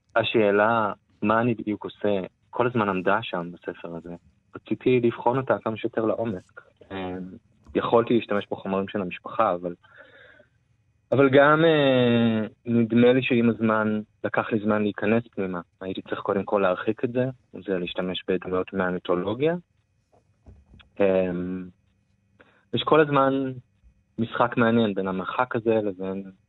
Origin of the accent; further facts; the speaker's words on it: Israel; moved away as an adult; now in Berlin, Germany; אחד הדברים המרכזיים שלי בהוויה כישראלי היא, אי שייכות